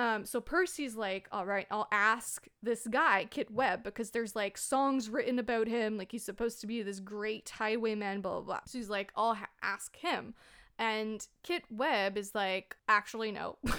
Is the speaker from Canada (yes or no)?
yes; Canada; I'm a Canadian